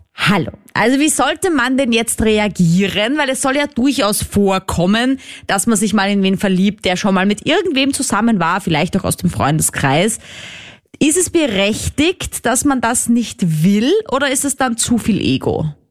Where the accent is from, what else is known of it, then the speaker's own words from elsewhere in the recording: Vienna, Austria; ich bin ja aus Wien, das ist eine Großstadt